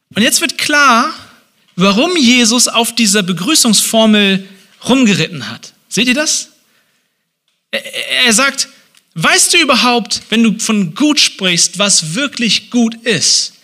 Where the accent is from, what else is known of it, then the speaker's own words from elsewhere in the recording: Hamburg, Germany; now in Leipzig, Germany; in Hamburg, wo ich herkomme